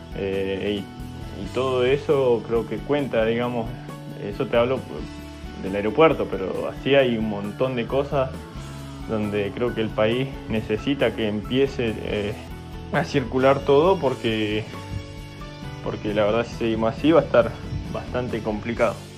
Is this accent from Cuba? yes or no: no; Neuquén, Argentina; moved away; yo soy de Neuquén